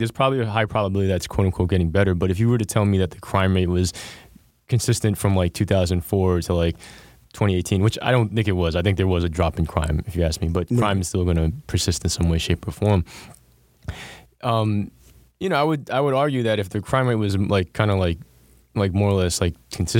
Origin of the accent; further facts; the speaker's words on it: Bronx, New York, United States; I'm from the Bronx. When we were growing up, Brooklyn was a no-go zone, right?